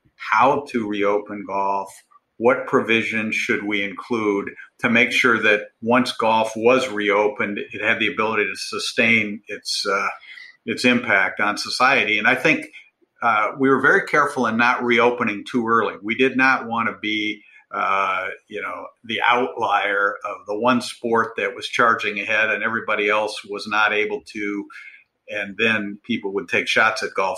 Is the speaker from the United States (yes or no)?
yes; Cleveland, Ohio, United States; moved away; I'm originally from Cleveland